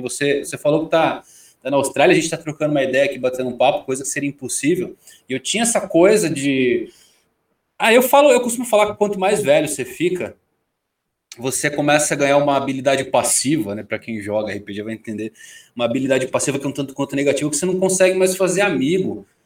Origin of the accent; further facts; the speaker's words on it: São Bernardo do Campo, São Paulo, Brazil; sou do ABC, de São Bernardo do Campo